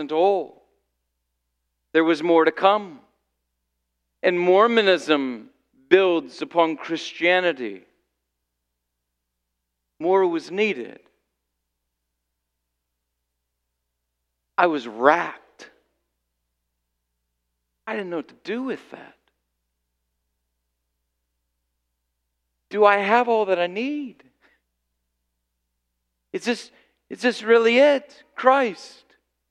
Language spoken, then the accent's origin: English; Illinois, United States; I grew up in Illinois